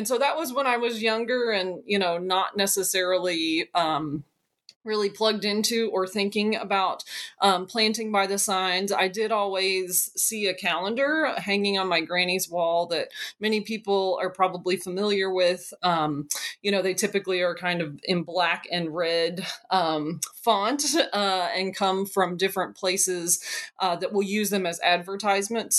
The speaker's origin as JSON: {"language": "English", "area": "Madison County", "region": "Kentucky", "country": "United States", "said": "I am from Kentucky. I'm from Madison County, sort of central Kentucky region"}